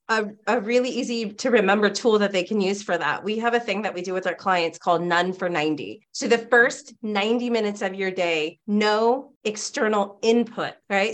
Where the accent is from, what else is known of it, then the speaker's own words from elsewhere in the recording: California, United States; I grew up in California